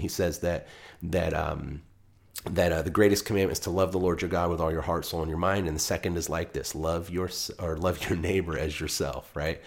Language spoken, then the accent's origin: English; United States; I'm speaking as an American